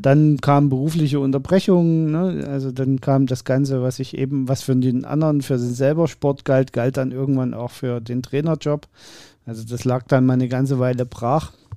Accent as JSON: {"language": "German", "town": "Dresden", "region": "Saxony", "country": "Germany", "tie": "born or raised there", "said": "Ich bin ja in Dresden geboren"}